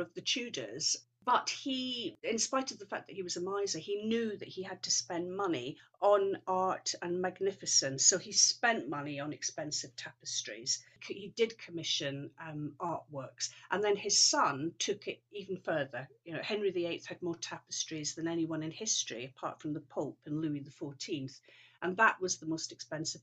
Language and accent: English; Scotland, United Kingdom; moved away; I grew up in Scotland